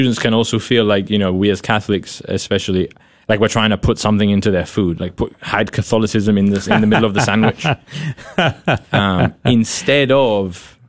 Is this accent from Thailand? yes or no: no; United Kingdom; I enjoy reading and I enjoy literature, and you know, I dabble in poetry, right? as a British person, you know?